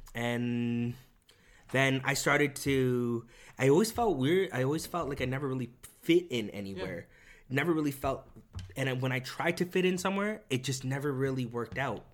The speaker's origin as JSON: {"language": "English", "town": "Toronto", "region": "Ontario", "country": "Canada", "first_language": "Korean", "second_language": "English", "moved": "yes"}